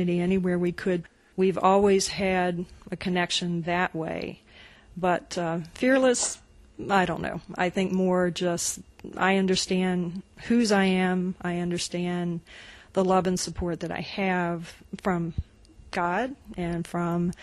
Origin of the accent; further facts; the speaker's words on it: West Virginia, United States; I grew up in West Virginia